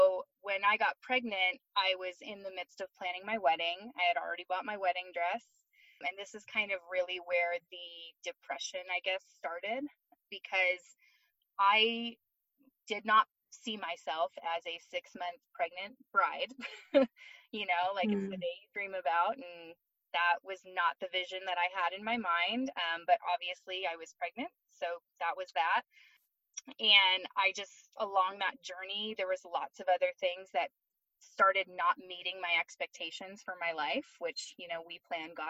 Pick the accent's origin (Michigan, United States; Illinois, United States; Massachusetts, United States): Michigan, United States; moved away as an adult; also born or lived in Florida / Arizona / California; now in Colorado, United States; I'm originally from Michigan. I grew up there my whole life